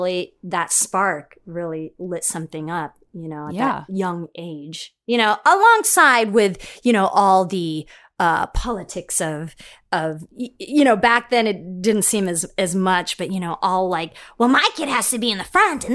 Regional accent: Philippines; well, I'm Filipino and I call it a stereotype or not, but Filipinos love to sing.

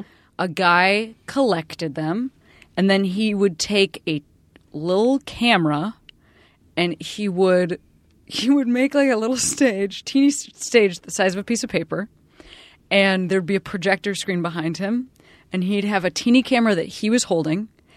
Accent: Chicago, Illinois, United States; Because I am also from Chicago and I'm currently sweeping

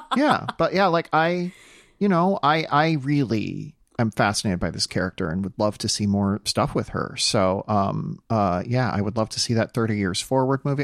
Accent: South Dakota, United States; moved away; where I grew up in South Dakota

